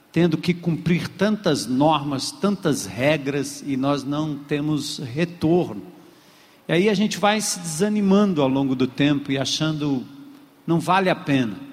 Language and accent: Portuguese; Brazil; a gente, como brasileiro